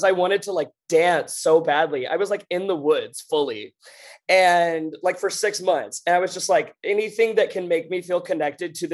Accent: North Alabama, United States; moved away; also born or lived in New York; I'm from North Alabama.

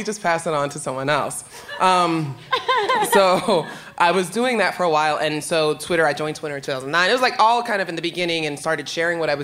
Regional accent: New York City, New York, United States; moved away as an adult; now in Philadelphia, United States; New York, which is where I'm from. I'm from the Bronx

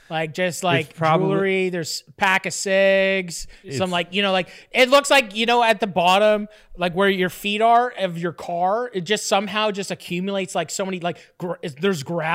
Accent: Fort Erie, Ontario, Canada; I acquired lots. I grew up in Fort Erie.

